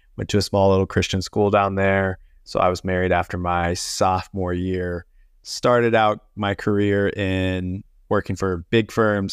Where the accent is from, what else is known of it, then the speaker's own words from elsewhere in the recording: Missouri, United States; moved away as an adult; also born or lived in West Palm Beach, Florida; I grew up in Missouri, so I'm a, a Midwestern boy